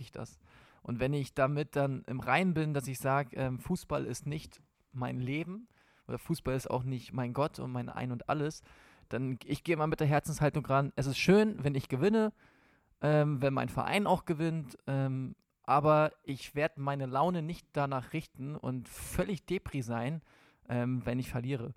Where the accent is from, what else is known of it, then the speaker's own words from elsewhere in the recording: Hamburg area, Schleswig-Holstein, Germany; Ich komme aus Hamburg, aus der Hamburger Gegend, da, eigentlich aus Schleswig-Holstein.